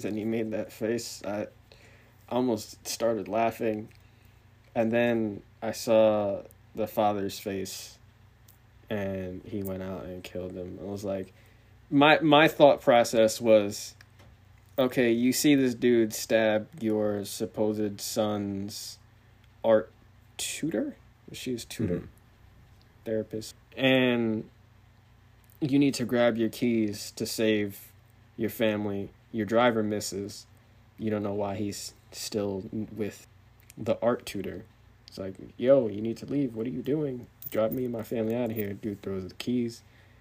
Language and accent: English; United States; I'm, American